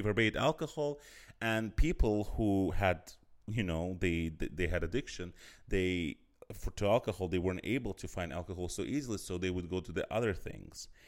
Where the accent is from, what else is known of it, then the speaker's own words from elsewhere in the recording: Azerbaijan; now in Berlin, Germany; I'm from Azerbaijan